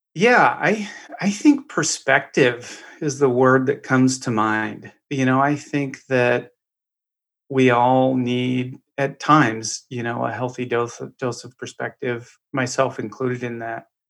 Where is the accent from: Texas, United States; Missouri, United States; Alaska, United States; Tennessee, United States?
Alaska, United States; Eagle River; also born or lived in Juneau, Alaska; now in Florida, United States; I was born and raised in Alaska. I was born in Juneau, raised in a little town outside of Anchorage